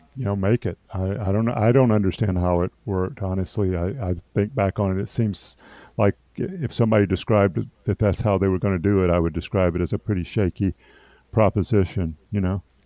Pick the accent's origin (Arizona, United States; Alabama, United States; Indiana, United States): Alabama, United States; Opelika; in my hometown, the same hospital that I was born in, in fact, now called East Alabama Medical Center.